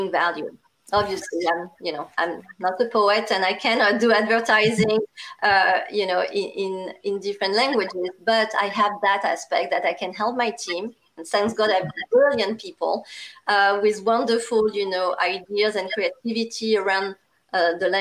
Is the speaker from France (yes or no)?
yes; France; accent: strong French; English is a second language; now in United States; I'm also a Asian with a strong French accent